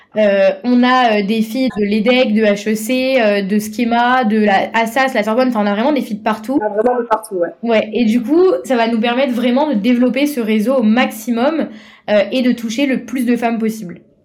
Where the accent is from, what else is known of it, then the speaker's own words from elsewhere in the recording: Paris, Île-de-France, France; je viens de Paris